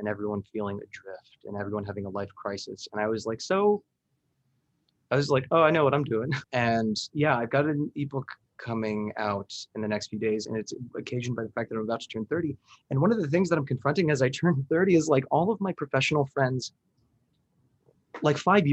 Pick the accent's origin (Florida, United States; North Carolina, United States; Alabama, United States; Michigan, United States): Florida, United States; Miami; I'm from Miami.